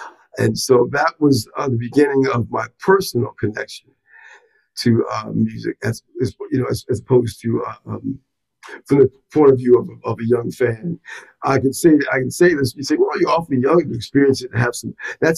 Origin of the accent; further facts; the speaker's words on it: Long Island, New York, United States; I grew up on Long Island.